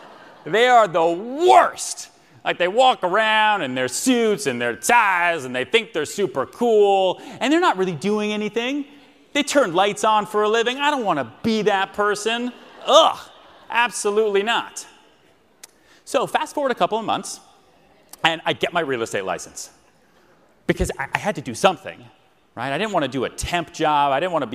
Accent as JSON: {"language": "English", "town": "Houston", "region": "Texas", "country": "United States", "tie": "born there", "said": "I was born in Houston, Texas, on a mattress. I moved around 8 times."}